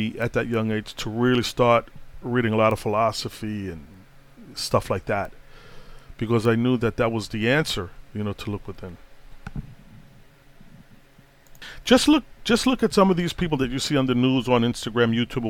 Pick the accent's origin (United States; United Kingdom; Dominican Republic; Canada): United States; New York City, New York; also born or lived in Boston, Massachusetts; when I grew up in Brooklyn, in them years, man, the 70s, early 70s to early 80s